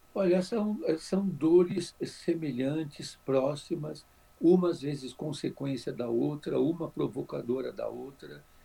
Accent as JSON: {"language": "Portuguese", "region": "São Paulo", "country": "Brazil", "tie": "born or raised there", "also_born_or_lived": "Araraquara / Bragança Paulista", "said": "eu sou nascido aqui em São Paulo, em 1948, tenho 72 anos, prestes a fazer 73 agora em dezembro"}